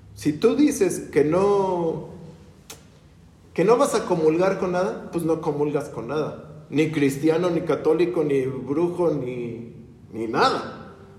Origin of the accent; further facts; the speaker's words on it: Mexico; Nunca nos hemos puesto, ni como mexicanos